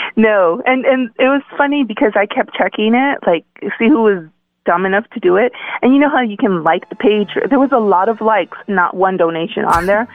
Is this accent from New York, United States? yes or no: no; Los Angeles, California, United States; now in Winnipeg, Canada; I'm from Los Angeles